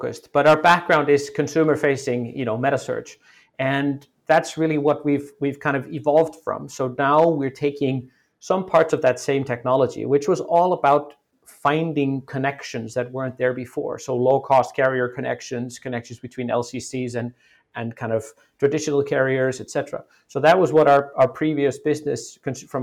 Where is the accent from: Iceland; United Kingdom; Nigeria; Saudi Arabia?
Iceland; moved away as an adult; also born or lived in United States; I'm originally from Iceland, and I went to school. I went to university in the U.S., moved back to Iceland when I was 25